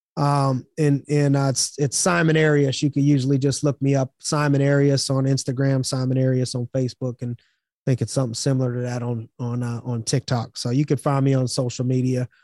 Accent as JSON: {"language": "English", "town": "Youngstown", "region": "Ohio", "country": "United States", "said": "I'm from Youngstown, Ohio."}